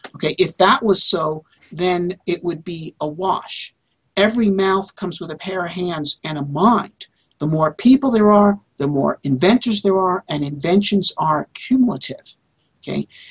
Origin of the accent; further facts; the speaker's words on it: United States; as an American, and I am also an American inventor